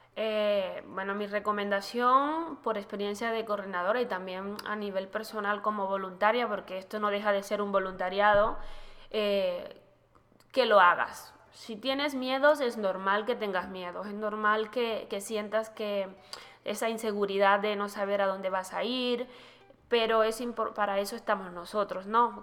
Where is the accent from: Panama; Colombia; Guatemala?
Panama; En mi país, Panamá